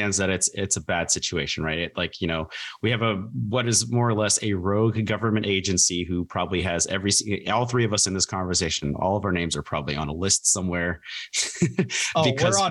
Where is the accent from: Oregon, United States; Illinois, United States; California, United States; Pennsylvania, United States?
Oregon, United States; moved away; growing up in Oregon